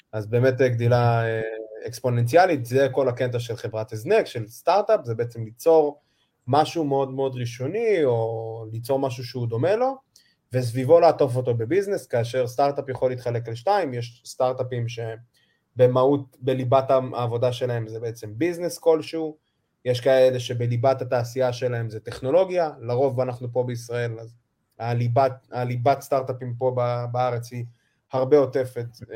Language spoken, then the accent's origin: Hebrew; Israel; שהגעתי כל הדרך מישראל